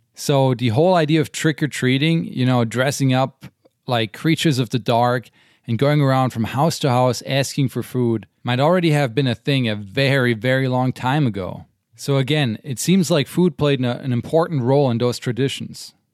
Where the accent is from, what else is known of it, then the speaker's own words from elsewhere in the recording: Germany; now in United States; growing up in Germany